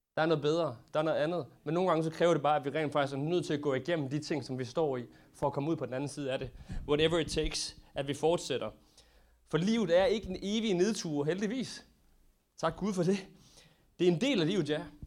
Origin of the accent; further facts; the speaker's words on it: Denmark; som danskere